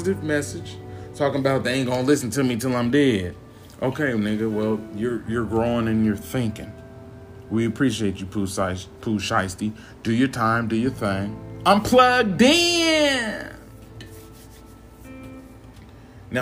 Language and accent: English; Midwest, United States; I'm from the Midwest.